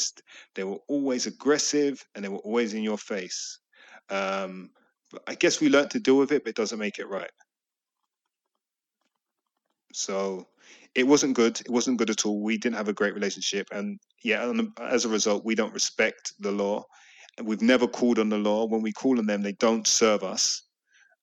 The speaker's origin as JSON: {"language": "English", "region": "London", "country": "United Kingdom", "tie": "born or raised there", "said": "we grew up in Hackney"}